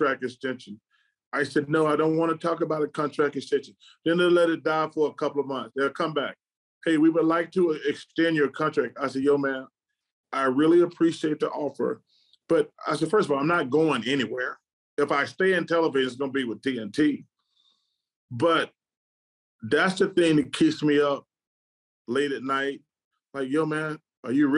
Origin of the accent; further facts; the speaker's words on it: Birmingham, Alabama, United States; I want people to see my hometown